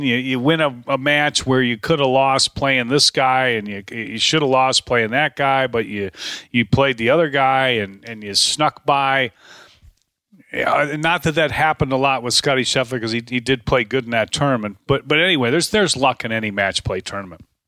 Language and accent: English; Dallas, Texas, United States; moved away; I'm from Dallas. I lived there for twenty-nine years.